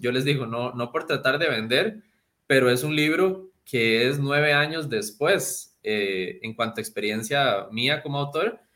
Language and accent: Spanish; Costa Rica; yo soy muy orgulloso, obviamente, de ser costarricense, de ser latinoamericano